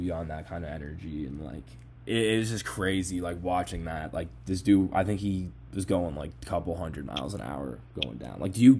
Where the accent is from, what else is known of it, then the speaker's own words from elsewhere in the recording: East Coast, United States; now in Chicago, United States; I'm from the East